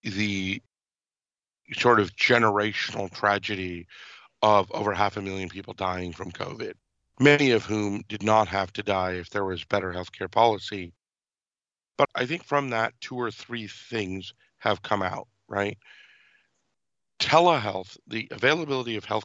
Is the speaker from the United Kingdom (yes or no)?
no; Irvine, California, United States; also born or lived in Mumbai, India; I was born in Mumbai, India. I had the privilege of growing up in South Orange County, California, and Irvine.